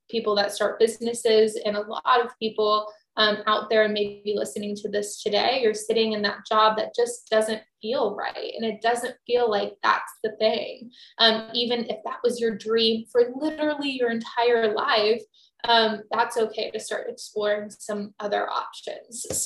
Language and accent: English; Texas, United States; I'm from Texas originally.